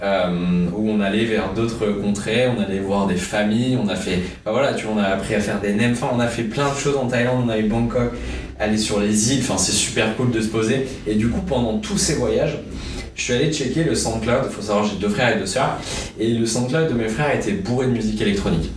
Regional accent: Bordeaux, Nouvelle-Aquitaine, France; J'ai 19 ans, je viens de Bordeaux

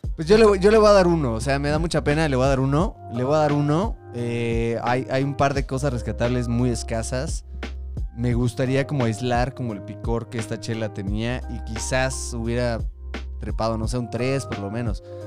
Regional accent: Mexico; como mexicano

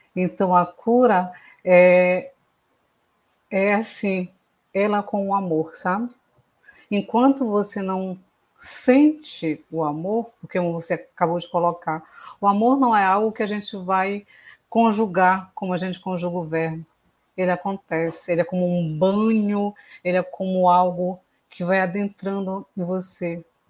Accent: Belém, Pará, Brazil; Eu sou de Belém do Pará

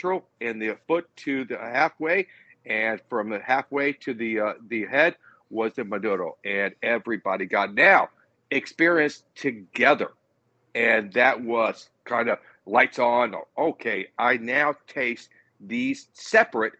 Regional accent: Tampa, Florida, United States; now in Odessa, United States; Born and raised in Tampa. So I live in Odessa, but it's right outside of Tampa

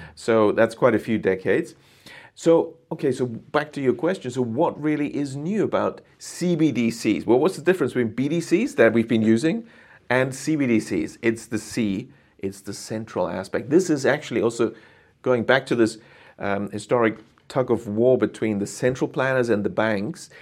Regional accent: Germany; moved away as an adult; also born or lived in United Kingdom / Japan; I'm originally from Germany, went to the U K to study economics

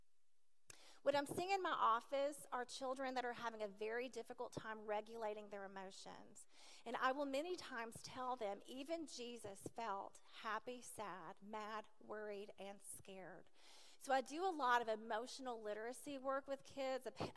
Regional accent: Nashville, Tennessee, United States; also born or lived in Lewisburg; I was raised in Nashville, as I shared, in an alcoholic family.

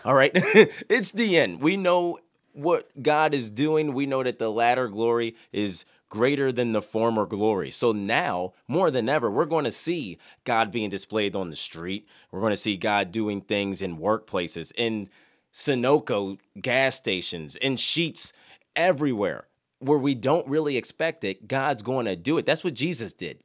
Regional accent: Philadelphia, Pennsylvania, United States; moved away; I'm from Philadelphia

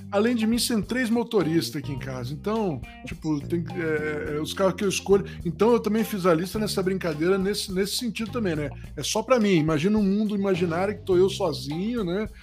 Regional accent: Rio de Janeiro, Brazil; moved away as an adult; also born or lived in Itabira, Minas Gerais / São Paulo; não sou carioca, mas eu fui criado no Rio, por isso que eu tenho um pouquinho de sotaque ainda até hoje, né? Saí do Rio com 18 anos

